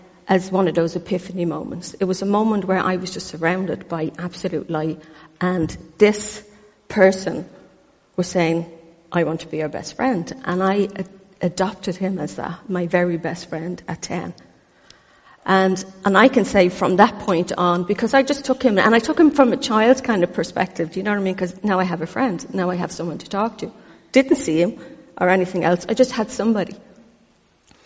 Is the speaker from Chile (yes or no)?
no; Ireland; I was born in Ireland